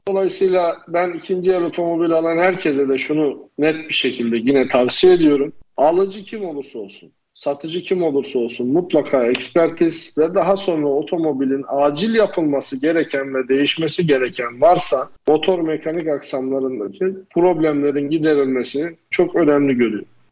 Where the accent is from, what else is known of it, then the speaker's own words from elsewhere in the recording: Erzurum, Turkey; ben de Erzurumluyum